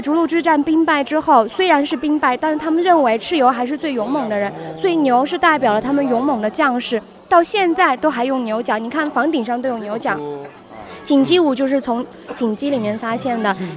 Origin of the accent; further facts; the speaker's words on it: Guizhou, China; 我们贵州这边苗族女孩子舞蹈里面最出彩的一个